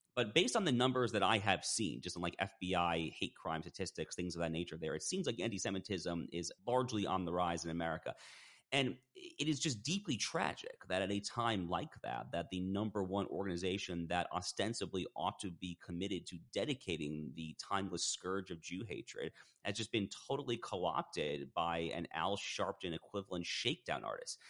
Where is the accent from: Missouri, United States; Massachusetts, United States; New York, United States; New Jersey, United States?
New York, United States; Westchester County; So I grew up in Westchester County, New York